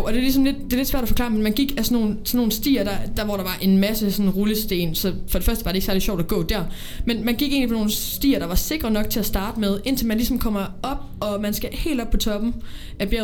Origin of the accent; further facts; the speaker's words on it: Odense, Southern Denmark, Denmark; lilleskolen i Odense. Jeg kommer fra Odense